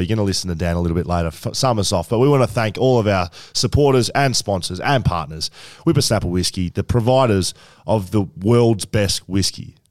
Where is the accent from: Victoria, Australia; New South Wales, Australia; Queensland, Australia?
Victoria, Australia; Geelong; I grew up in Geelong